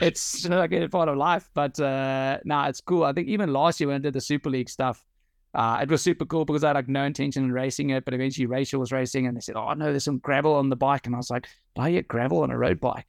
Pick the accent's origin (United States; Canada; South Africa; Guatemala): South Africa; moved away as an adult; now in Netherlands; I've got nothing against my home country